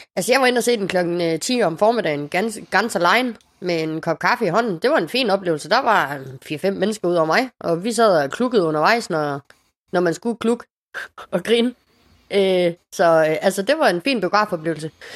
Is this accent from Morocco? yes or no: yes; Casablanca, Casablanca-Settat, Morocco; now in Denmark; min hjemby i det nordafrikanske Casablanca